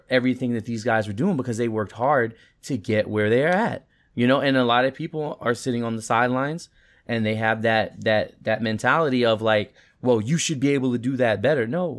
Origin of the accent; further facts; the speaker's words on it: New York City, New York, United States; We grew up in Queens, lived in the same projects.